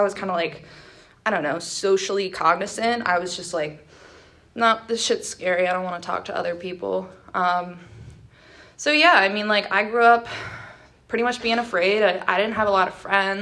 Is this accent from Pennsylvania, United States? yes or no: yes; State College, Pennsylvania, United States; I was born and raised in Pennsylvania. I never left here my entire life. I was actually born in State College